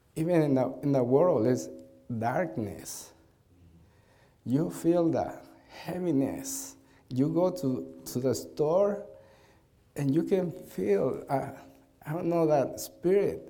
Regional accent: Peru; English is a second language; we came from Peru to Chicago, Illinois

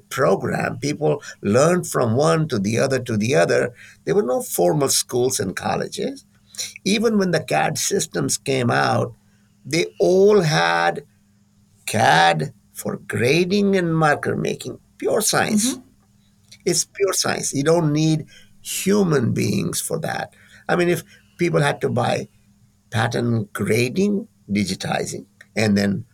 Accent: India; now in California, United States; I'm from India

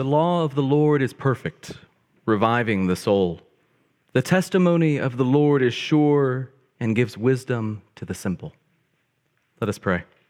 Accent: Bryant, Arkansas, United States; I grew up in a town called Bryant, Arkansas

